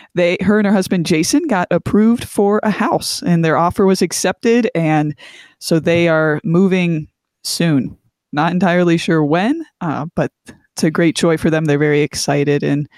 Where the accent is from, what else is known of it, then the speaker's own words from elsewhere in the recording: Ohio, United States; moved away; So went back to the good old great state of Ohio. I'm from Ohio, Tristan.